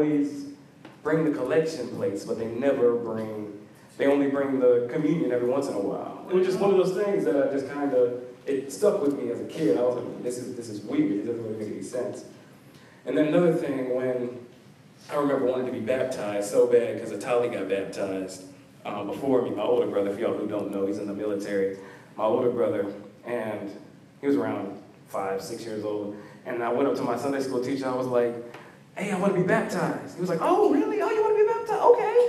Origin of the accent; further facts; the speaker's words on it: Locust Grove, Georgia, United States; also born or lived in New Jersey / Texas / North Carolina; my whole family moved down to Locust Grove from the ages of 0 to 6